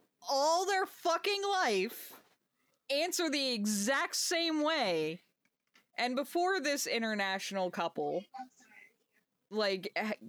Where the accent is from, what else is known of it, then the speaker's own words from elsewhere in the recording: New Jersey, United States; growing up in Jersey